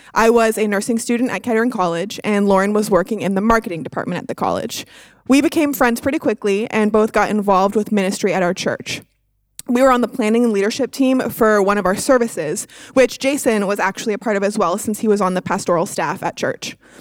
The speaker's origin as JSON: {"language": "English", "town": "Toronto", "region": "Ontario", "country": "Canada", "tie": "born or raised there", "moved": "as an adult", "lives_now": "Dayton, United States", "said": "I was born and raised in Toronto, Canada"}